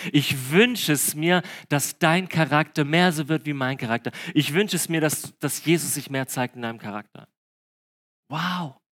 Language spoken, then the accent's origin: German; Breisgau, Baden-Württemberg, Germany; Bei uns im Breisgau im Süden